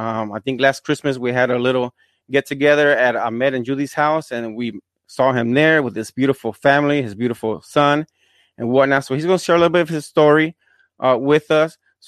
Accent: Fajardo, Puerto Rico; I'm from Puerto Rico as well. I'm from Fajardo. But, you know, we're both bilingual

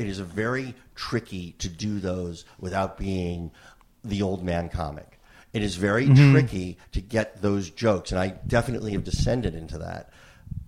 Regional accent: New Jersey, United States; I'm from New Jersey

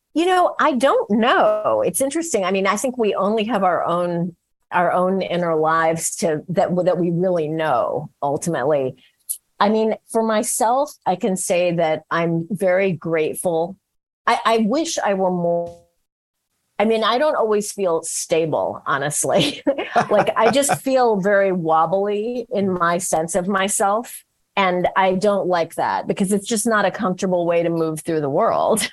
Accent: San Francisco, California, United States; I was from San Francisco

